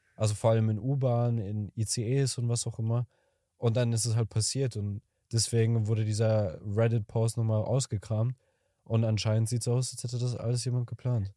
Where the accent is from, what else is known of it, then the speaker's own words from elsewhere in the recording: Kazakhstan; moved away; ich komme aus Kasachstan